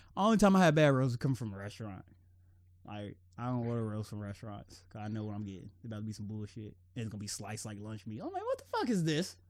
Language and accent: English; Cincinnati, Ohio, United States; my hometown.